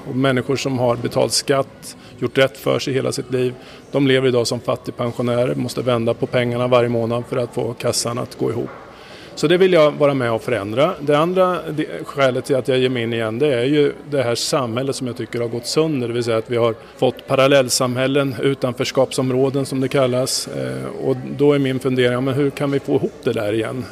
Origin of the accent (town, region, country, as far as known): Sweden; also born or lived in United States